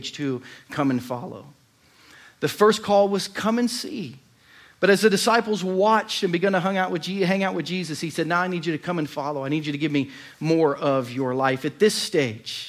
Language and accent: English; United States; I'm from America